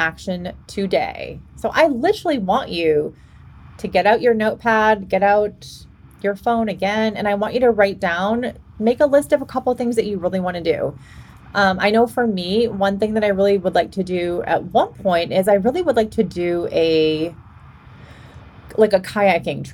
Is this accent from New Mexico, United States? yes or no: no; Boston, Massachusetts, United States; moved away as an adult; now in Washington, United States; I'm from Boston originally